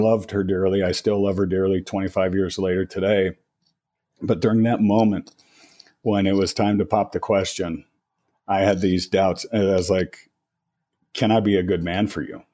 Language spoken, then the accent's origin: English; Colorado, United States; born and raised in Colorado, been here, uh, over fifty years